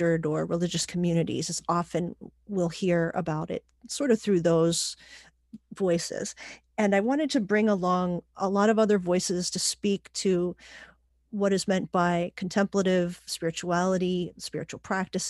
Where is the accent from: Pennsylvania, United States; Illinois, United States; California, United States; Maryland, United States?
Pennsylvania, United States; Pittsburgh; also born or lived in Puerto Rico; I was born in Puerto Rico and raised in Pittsburgh mostly